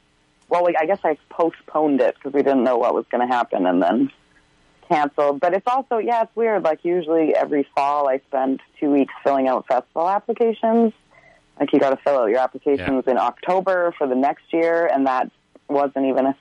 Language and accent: English; Fort St. John, British Columbia, Canada; also born or lived in Slave Lake, Alberta; technically I was born in Slave Lake, Alberta, but I've lived in Fort St. John since I was 8 months old. So yeah, born and raised is what I say